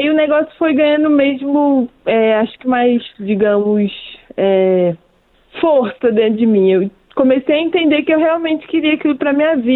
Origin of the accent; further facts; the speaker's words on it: Rio de Janeiro, Brazil; principalmente para mim que vim do Rio de Janeiro